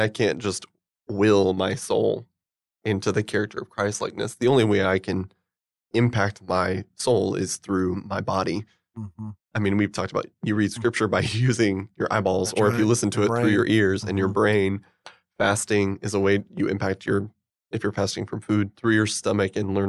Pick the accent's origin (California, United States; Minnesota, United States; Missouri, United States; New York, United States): Missouri, United States; Bolivar; I grew up in Bolivar, Missouri, which no one's ever heard